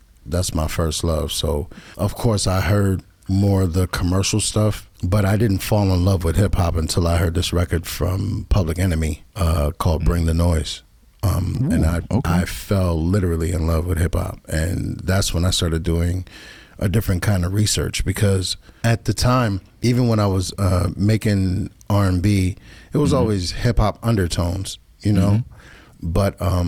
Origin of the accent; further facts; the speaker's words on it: Stamford, Connecticut, United States; also born or lived in New Jersey; at 8 years old, in second grade, I'll never forget it, we moved from Jersey to Stamford, Connecticut